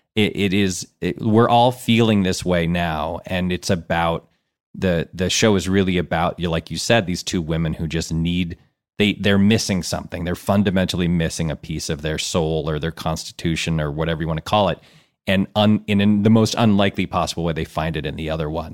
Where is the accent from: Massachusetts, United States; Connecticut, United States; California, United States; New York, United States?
Connecticut, United States; also born or lived in Ann Arbor, Michigan; I grew up my whole life on the East Coast